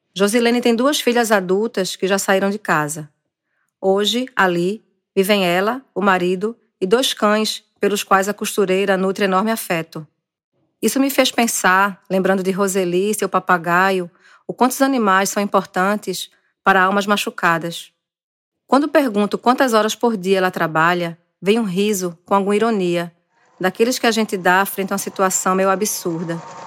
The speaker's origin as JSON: {"language": "Portuguese", "town": "Recife", "region": "Pernambuco", "country": "Brazil", "tie": "born or raised there", "said": "de dentro de uma casa em um morro recifense"}